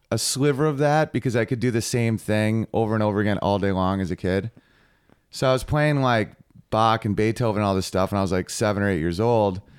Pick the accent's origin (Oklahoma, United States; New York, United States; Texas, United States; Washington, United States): New York, United States; I used to live in the Czech Republic, and I'm from New York State